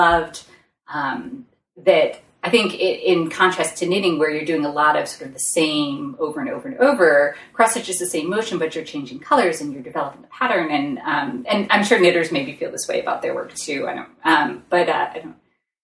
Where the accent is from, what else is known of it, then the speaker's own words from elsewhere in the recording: Massachusetts, United States; moved away; also born or lived in Seattle; I was moving back to my hometown.